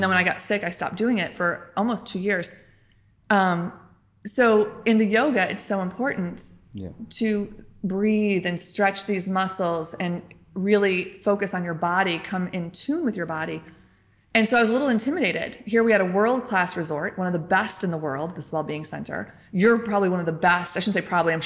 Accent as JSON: {"language": "English", "country": "United States", "moved": "yes", "lives_now": "Turkey", "said": "I am American"}